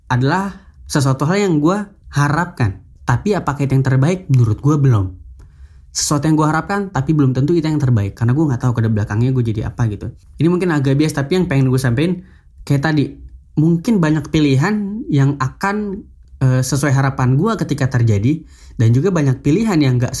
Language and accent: Indonesian; Makassar, South Sulawesi, Indonesia; Gue gak perlu datang ke kota gue sendiri misalnya di Makassar. Saya itu orang Makassar